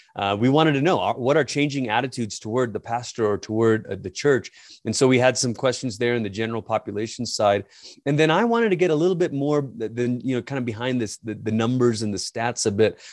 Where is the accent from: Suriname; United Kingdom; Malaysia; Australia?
Malaysia; moved away as an adult; also born or lived in Portland, Oregon; now in United States; I'm originally from Malaysia. It's where I grew up.